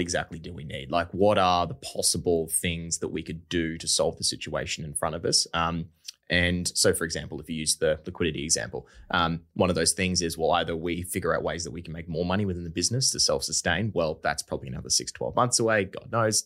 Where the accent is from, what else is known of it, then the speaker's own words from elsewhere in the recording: Brisbane, Queensland, Australia; I'm from Brisbane, um, I'm born and bred Australian, so, like, I've grown up here